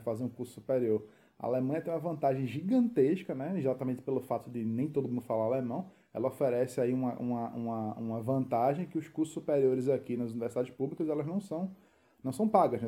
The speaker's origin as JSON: {"language": "Portuguese", "town": "Recife", "region": "Pernambuco", "country": "Brazil", "moved": "as an adult", "lives_now": "Berlin, Germany", "said": "a gente é de Recife"}